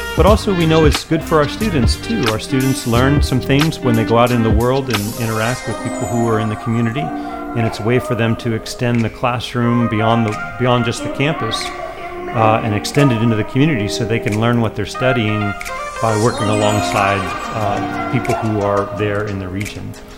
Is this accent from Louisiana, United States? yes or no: no; Boone, North Carolina, United States; my job is there in my hometown